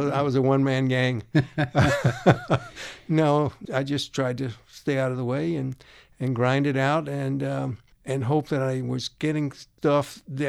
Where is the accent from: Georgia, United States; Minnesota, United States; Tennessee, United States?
Georgia, United States; Athens; I grew up in Athens, Georgia.